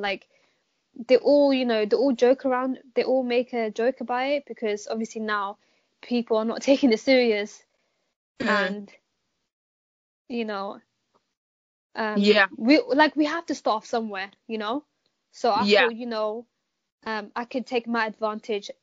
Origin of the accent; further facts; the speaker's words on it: Amsterdam, North Holland, Netherlands; now in London, United Kingdom; me being born and raised in Amsterdam